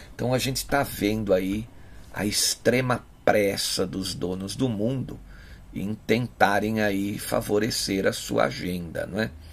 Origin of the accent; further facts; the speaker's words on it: Brazil; Nós aqui, como brasileiros, como patriotas